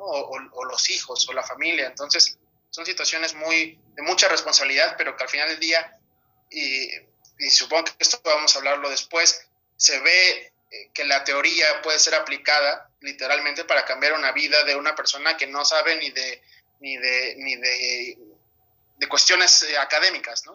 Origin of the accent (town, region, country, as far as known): Mexico; also born or lived in Europe